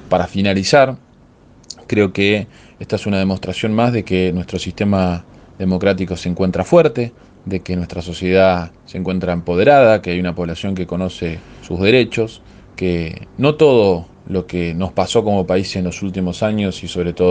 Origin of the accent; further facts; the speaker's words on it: Argentina; algo que tanto nos costó conseguir como argentinos y argentinas.